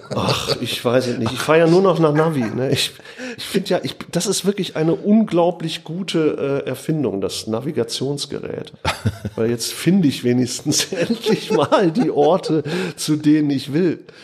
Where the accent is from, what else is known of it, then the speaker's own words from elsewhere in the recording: North Rhine-Westphalia, Germany; also born or lived in Oberhausen; sind wir an den Niederrhein gezogen.